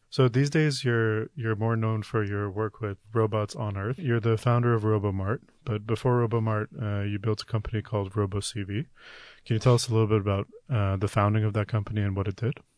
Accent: Toronto, Ontario, Canada; I grew up in Toronto, Canada

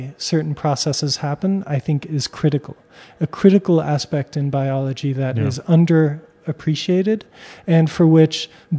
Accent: United States; So I come from the United States, but I'm French Armenian.

